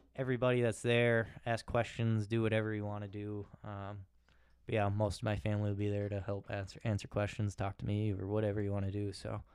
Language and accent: English; Raymond, United States; also born or lived in Claire City; I'm from Raymond, a small town